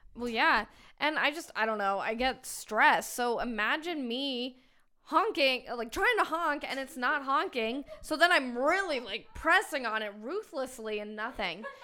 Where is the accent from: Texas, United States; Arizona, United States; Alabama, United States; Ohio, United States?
Arizona, United States; we're all, we're all from Arizona